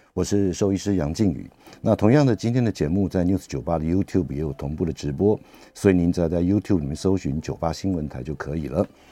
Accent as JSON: {"language": "Chinese", "country": "Taiwan", "said": "我们台湾人"}